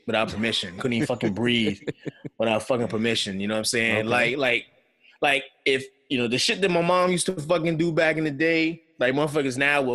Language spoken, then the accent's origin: English; Beltsville, Maryland, United States; where I grew up at in Beltsville